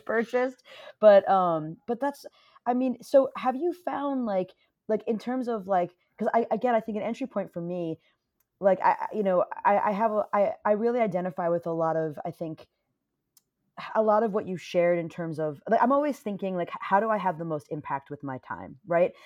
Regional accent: Westchester, New York, United States; I grew up in Westchester, but we weren't in, like, the rich part of Westchester

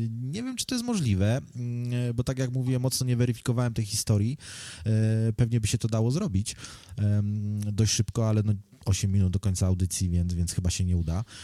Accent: Poland; now in United Kingdom; jak przyjechałem z Polski do, do Wielkiej Brytanii, to byłem bardziej taki nastawiony właśnie

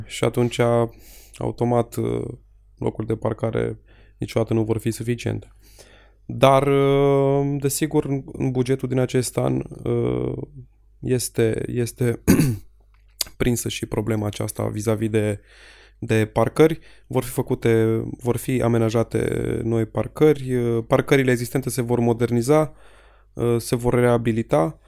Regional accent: Petroșani, Hunedoara County, Romania; La noi în Petroșani

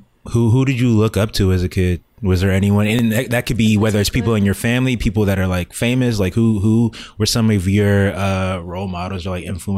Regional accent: Maryland, United States; moved away; also born or lived in Hampton, Virginia; I'm from Maryland

